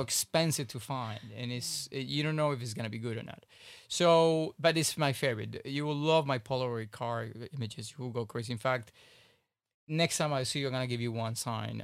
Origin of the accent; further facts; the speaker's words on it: Miami, Florida, United States; I grew up in Miami for God's sake, South Beach.